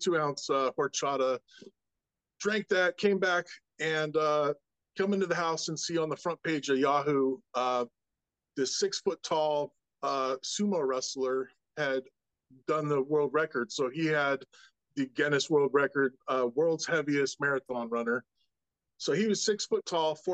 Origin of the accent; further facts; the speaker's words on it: Camarillo, California, United States; also born or lived in Culver City, California / Utah / Moorpark, California / Baylor, Texas; Born and raised in Culver City, moved out to Camarillo around age 10, and I've been there ever since, other than college.